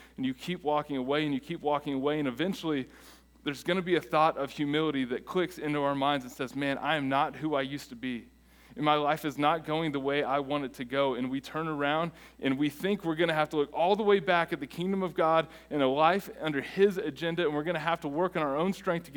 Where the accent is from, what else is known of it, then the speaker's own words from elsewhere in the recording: United States; we are American